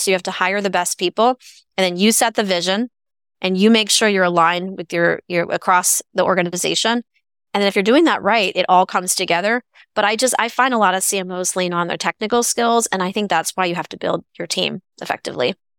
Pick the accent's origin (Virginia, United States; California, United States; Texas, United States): California, United States; Bay Area; growing up in the Bay Area